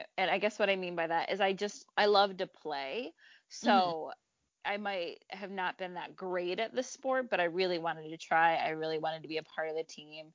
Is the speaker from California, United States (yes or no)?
no; Howell, Michigan, United States; moved away as an adult; also born or lived in Detroit, Michigan; now in Chicago, United States; where I grew up in Howell